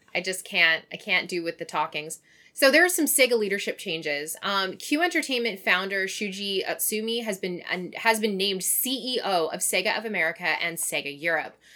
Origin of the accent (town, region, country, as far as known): Canada; moved away